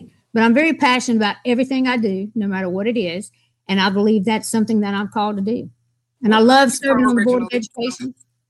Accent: Rockingham, North Carolina, United States; Oh, Rockingham, North Carolina. I was born in Reese.

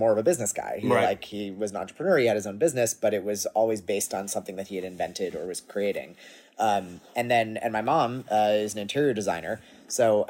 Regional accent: Cambridge, Massachusetts, United States; I grew up in Massachusetts in Cambridge.

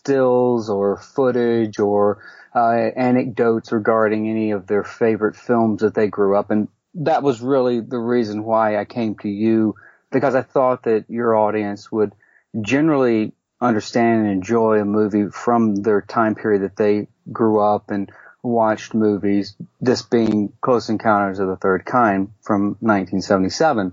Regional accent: Mobile, Alabama, United States; my hometown of Mobile, Alabama

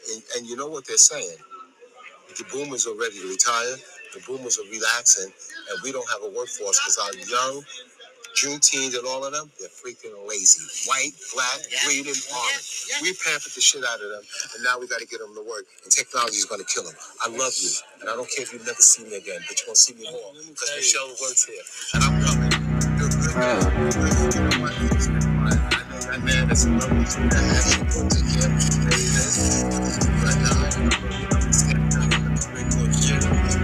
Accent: New York City, New York, United States; I was raised in Coney Island

